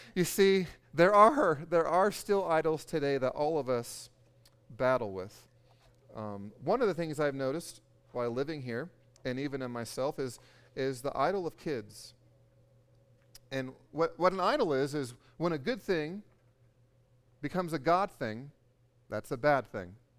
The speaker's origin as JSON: {"language": "English", "region": "California", "country": "United States", "said": "I'm from California"}